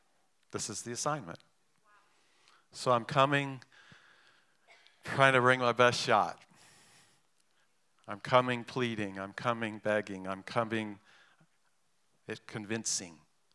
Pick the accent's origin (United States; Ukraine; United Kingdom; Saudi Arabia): United Kingdom; England; born there; I'm half English. My mother's English. I was born in England. And in England, it's bad form to talk about money.